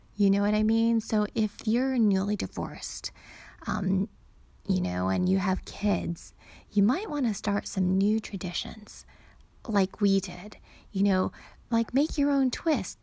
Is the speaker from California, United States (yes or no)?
yes; California, United States; now in Arizona, United States; I grew up in California, so, and we live in Arizona